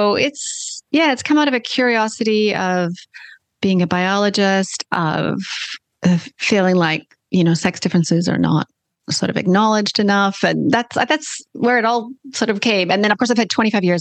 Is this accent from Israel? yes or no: no; Canada; accent: Canadian; now in Australia; you can hear from my accent, I'm Canadian like you, even though I live down under now